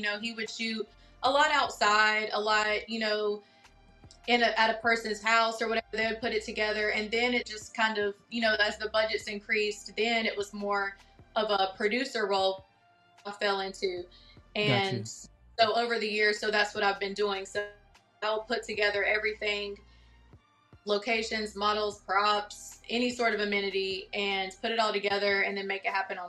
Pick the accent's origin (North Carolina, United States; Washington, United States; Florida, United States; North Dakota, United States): North Carolina, United States; Denton; moved away as an adult; also born or lived in Greensboro, North Carolina; now in Atlanta, United States; I am from North Carolina, a very, very, very, very small country town called Denton, and that's where I grew up.